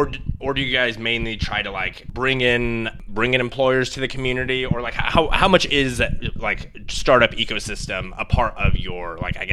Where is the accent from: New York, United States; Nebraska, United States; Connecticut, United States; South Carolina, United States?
Nebraska, United States; I'm from Nebraska.